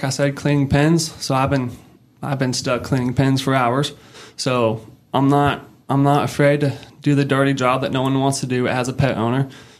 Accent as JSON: {"language": "English", "region": "California", "country": "United States", "moved": "yes", "lives_now": "Northwest Arkansas, United States", "said": "I'm originally from California, moved here in 2018"}